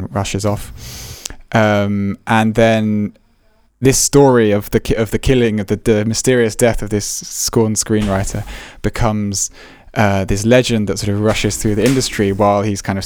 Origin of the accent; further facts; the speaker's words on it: England, United Kingdom; As English people